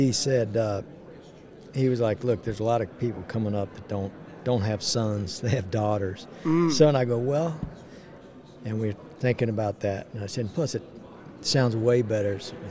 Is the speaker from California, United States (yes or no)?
yes; California, United States; born there; I was born in California, outside of L.A.